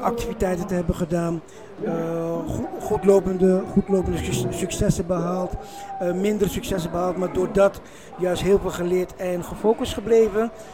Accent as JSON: {"language": "Dutch", "town": "Paramaribo", "region": "Paramaribo District", "country": "Suriname", "tie": "born or raised there", "also_born_or_lived": "Netherlands", "moved": "yes", "lives_now": "Rotterdam, Netherlands", "said": "geboren in Suriname, Paramaribo. Nederland gekomen, om, eh, om mijn eh, doel te bereiken"}